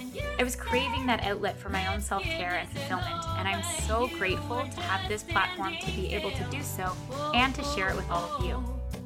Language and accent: English; Canada; I'm a Canadian singer-songwriter